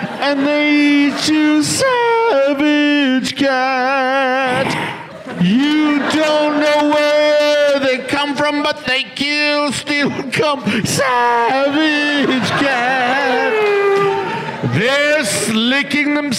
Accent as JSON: {"language": "English", "country": "Canada", "said": "That's my job as a Canadian"}